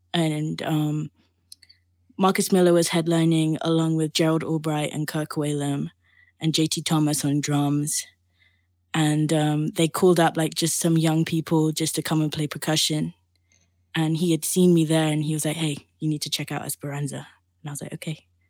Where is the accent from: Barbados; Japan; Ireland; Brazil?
Barbados; moved away as an adult; now in London, United Kingdom; I grew up in the Caribbean, in the island of Barbados.